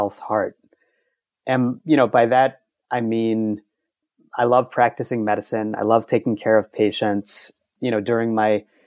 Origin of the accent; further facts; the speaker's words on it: Baton Rouge, Louisiana, United States; now in New York City, United States; I grew up in Baton Rouge